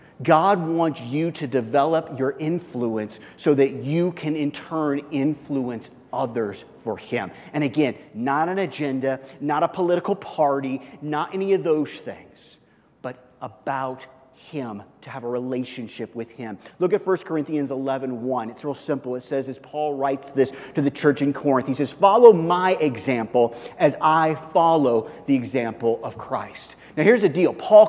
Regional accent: South Africa; I didn't care if South Africa won, because I'm from South Africa.

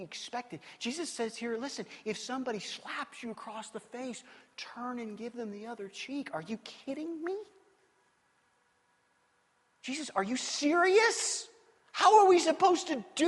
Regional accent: Kansas City, United States; I grew up in the Midwest in Kansas City

